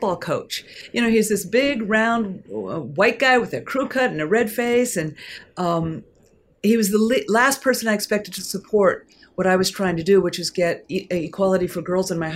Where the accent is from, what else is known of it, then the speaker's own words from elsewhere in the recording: Portland, Oregon, United States; I am from Portland, Oregon